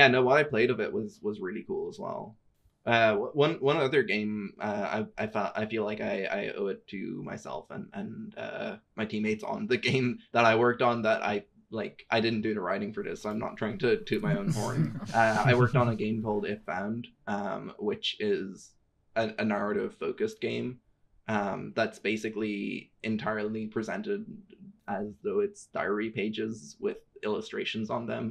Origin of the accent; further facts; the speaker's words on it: Ireland; I'm an Irish trans woman